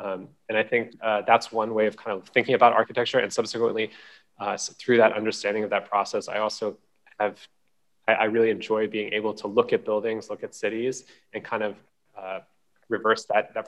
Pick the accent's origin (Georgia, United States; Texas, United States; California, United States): California, United States; San Francisco; also born or lived in Hong Kong; I was born in Hong Kong. So from an early age, my earliest memories are of walking around these giant skyscrapers, experiencing kind of the hustle, bustle, all the sights, the sounds and the smells of the city. When I was relatively young, my family moved to San Francisco.